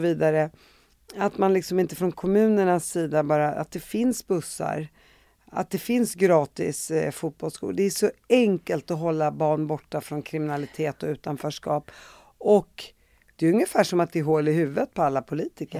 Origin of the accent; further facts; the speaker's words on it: Sweden; jag växte upp i Sverige